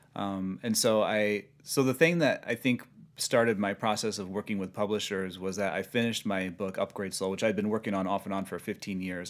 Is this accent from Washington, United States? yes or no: no; Sioux City, Iowa, United States; moved away as an adult; also born or lived in Portland, Oregon; now in Los Angeles, United States; born and raised in Sioux City.